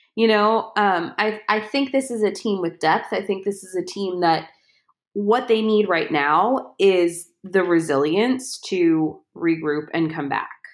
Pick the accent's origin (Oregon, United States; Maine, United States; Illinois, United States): Illinois, United States; Chicago; I was born and raised right behind Wrigley Field.